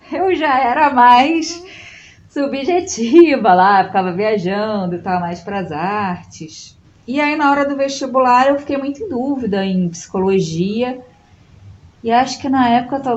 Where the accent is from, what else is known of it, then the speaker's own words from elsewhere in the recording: Itaperuna, Rio de Janeiro, Brazil; born there; also born or lived in Macaé / Petrópolis; Então a gente já morou em uhum. Itaperuna, no interior do estado, que foi onde eu nasci. Depois a gente foi para Macaé, depois a gente foi para Petrópolis.